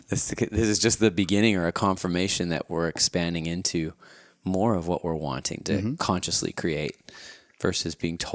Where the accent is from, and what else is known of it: Winnipeg, Manitoba, Canada; born or raised there